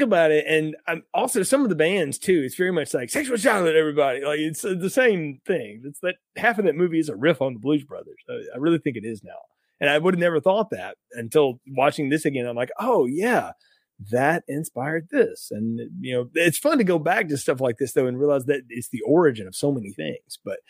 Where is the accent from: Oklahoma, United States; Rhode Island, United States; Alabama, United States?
Alabama, United States; North; where I grew up in North Alabama, you throw a rock and you hit one of three things: a local bank, a gas station, or a church of some denomination on every corner.